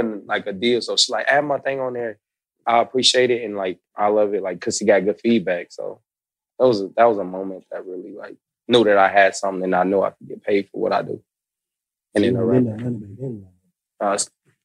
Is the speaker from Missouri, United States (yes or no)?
yes; Kansas City, Missouri, United States; now in Atlanta, United States; I'm from Kansas City